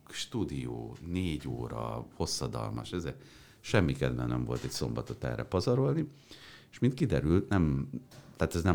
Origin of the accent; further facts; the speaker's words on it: New York City, New York, United States; now in Hungary; mert az apám diplomata volt, tehát New Yorkban nőttem föl.